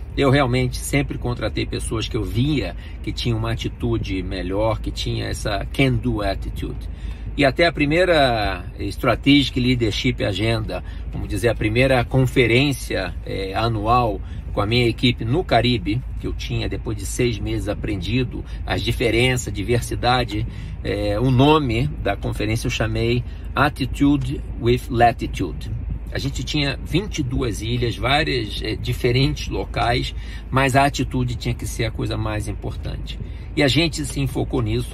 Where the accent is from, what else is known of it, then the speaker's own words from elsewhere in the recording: Brazil; moved away as an adult; quando eu saí do Brasil